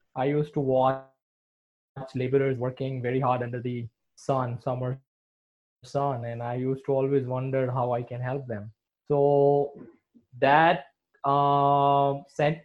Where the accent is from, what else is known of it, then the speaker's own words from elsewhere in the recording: Surat, Gujarat, India; I am from Surat, which is a state, a financial capital of Gujarat state